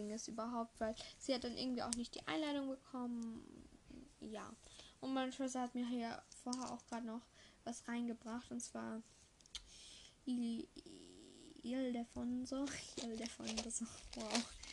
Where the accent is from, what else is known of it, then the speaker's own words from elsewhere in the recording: Eastern Austria, Austria; bei uns im Osten, in Österreich, haben wir wieder einen Lockdown.